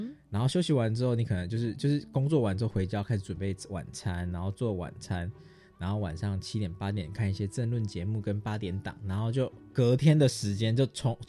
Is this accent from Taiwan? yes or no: yes; Taiwan; 就是法国人的生活跟我们台湾人不一样。